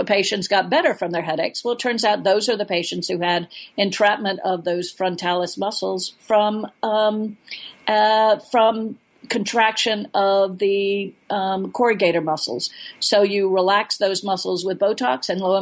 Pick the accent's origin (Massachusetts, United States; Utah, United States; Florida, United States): Florida, United States; now in Alaska, United States; I'm a flatlander from Florida